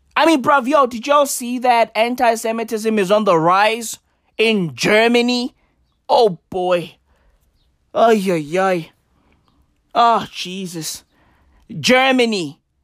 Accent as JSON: {"language": "English", "country": "South Africa", "said": "we are South Africans"}